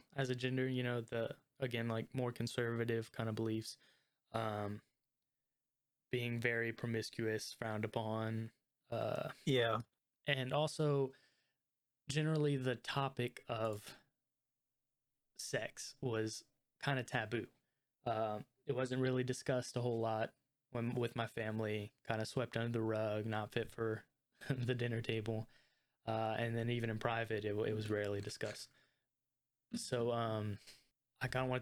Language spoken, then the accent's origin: English; Lafayette, Louisiana, United States; I grew up in Lafayette, Louisiana